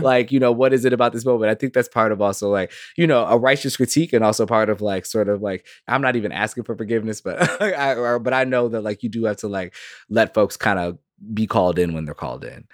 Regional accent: Minneapolis, Minnesota, United States; I'm very much born here.

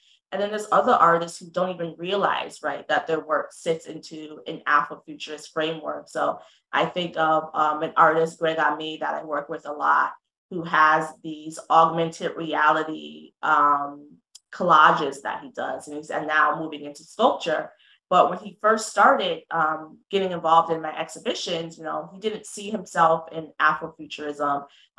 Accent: London, Connecticut, United States; So I'm from London, Connecticut, born and raised

